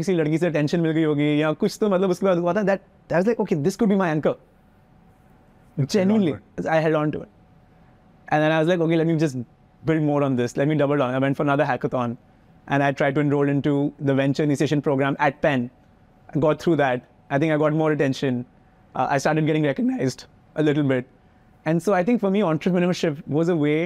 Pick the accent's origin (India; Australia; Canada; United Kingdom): India; moved away as an adult; also born or lived in United States; as an Indian, I was deeply insecure